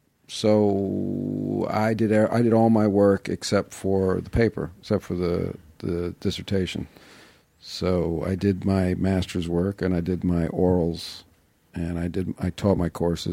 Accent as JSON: {"language": "English", "region": "New York", "country": "United States", "tie": "born or raised there", "said": "I grew up in New York, yeah."}